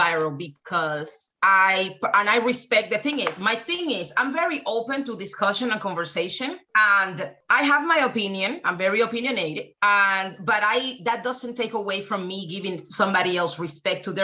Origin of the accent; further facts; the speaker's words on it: Cuba; now in United States; I was born in Cuba, so I'm Cuban